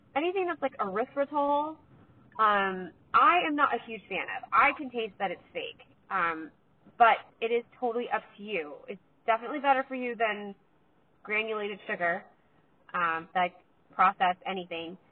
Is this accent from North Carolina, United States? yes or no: no; California, United States; I'm from California